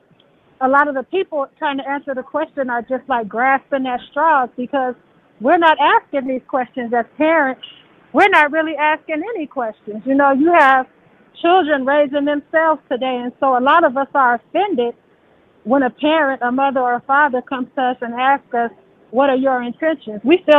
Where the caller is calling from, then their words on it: Las Vegas, Nevada, United States; I'm calling from Las Vegas.